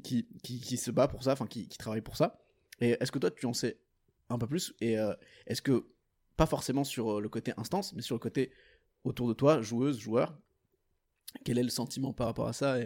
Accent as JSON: {"language": "French", "country": "Portugal", "moved": "yes", "lives_now": "Belgium", "said": "je suis portugais."}